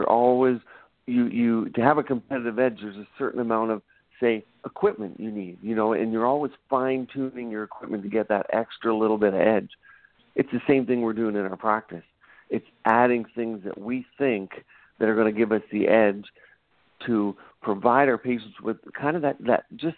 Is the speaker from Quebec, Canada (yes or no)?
no; Cape Breton Island, Nova Scotia, Canada; moved away as an adult; also born or lived in Ontario; now in Portland, United States; I was born and raised in Cape Breton Island, Nova Scotia in Canada, and grew up there.